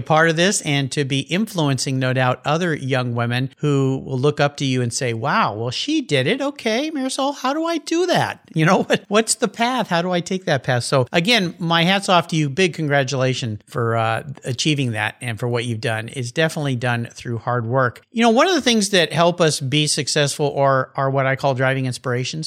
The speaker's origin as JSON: {"language": "English", "town": "San Diego", "region": "California", "country": "United States", "tie": "born or raised there", "said": "I grew up in Southern California, south of you, down in San Diego"}